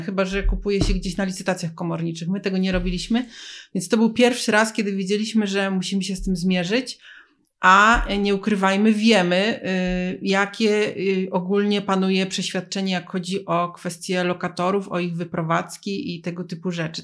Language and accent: Polish; Poznań, Greater Poland, Poland; my jesteśmy z Poznania